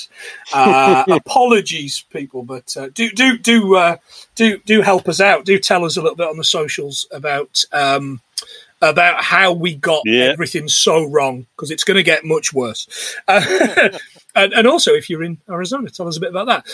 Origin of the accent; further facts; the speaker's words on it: Nottingham, East Midlands, United Kingdom; also born or lived in Yorkshire; where I grew up in the Midlands, we had a little place called the American Adventure Theme Park